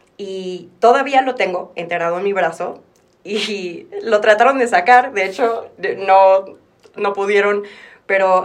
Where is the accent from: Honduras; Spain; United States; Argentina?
United States; Texas; moved away as an adult; also born or lived in Mexico City, Mexico; now in Mexico; yo nací en Ciudad de México y me fui a Texas a los ocho años. Y luego regresé a los 22, casi 23